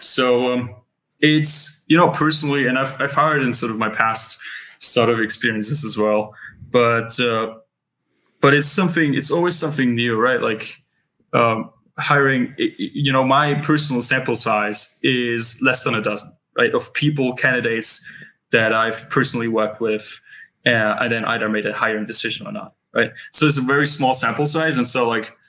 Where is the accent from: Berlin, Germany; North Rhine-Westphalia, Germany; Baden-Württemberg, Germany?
Berlin, Germany; moved away as an adult; now in Lisbon, Portugal; I come from Berlin, which is sort of, you know, the capital of Germany.